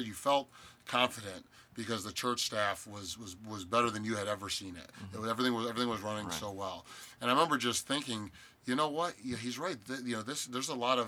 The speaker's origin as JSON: {"language": "English", "town": "Cleveland", "region": "Ohio", "country": "United States", "said": "I'm from Cleveland."}